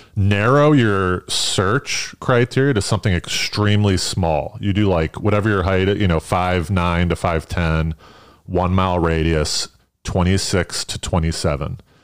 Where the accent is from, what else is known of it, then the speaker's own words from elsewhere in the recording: East Coast, United States; moved away as an adult; now in New York, United States; I'm from the East Coast